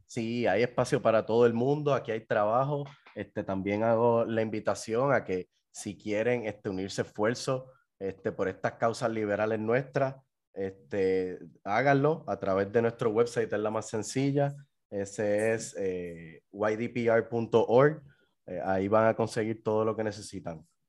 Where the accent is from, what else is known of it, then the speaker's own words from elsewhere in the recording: Puerto Rico; somos los puertorriqueños